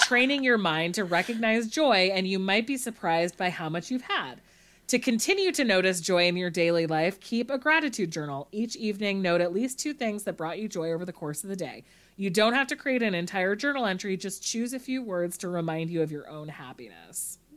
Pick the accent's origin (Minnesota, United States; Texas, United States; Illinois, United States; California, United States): California, United States; Monterey; I'm from Monterey